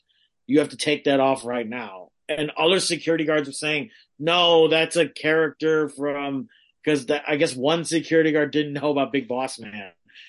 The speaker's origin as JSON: {"language": "English", "town": "Los Angeles", "region": "California", "country": "United States", "tie": "born or raised there", "said": "we were in my hometown of LA, although I'm everywhere. So I don't really know what my hometown is."}